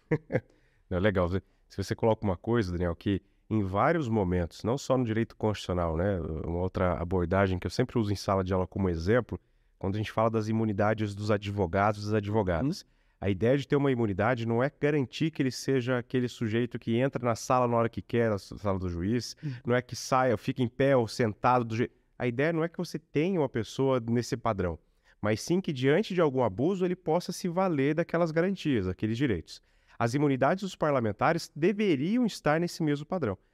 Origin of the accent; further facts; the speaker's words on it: Lorena, São Paulo, Brazil; also born or lived in Cachoeira Paulista; minha cidade natal, Lorena, a cidade que eu morei, Cachoeira é Paulista.